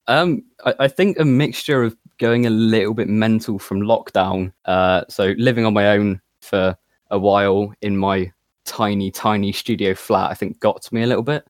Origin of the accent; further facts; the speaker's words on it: Plymouth, South West England, United Kingdom; I'm, I'm from Plymouth